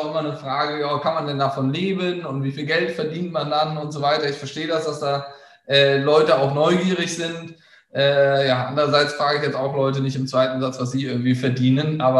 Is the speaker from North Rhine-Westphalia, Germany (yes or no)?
yes; Bonn, North Rhine-Westphalia, Germany; Also ich komme aus Bonn, das darf gerne jeder wissen, ähm, habe da auch meine Jugend und Kindheit verbracht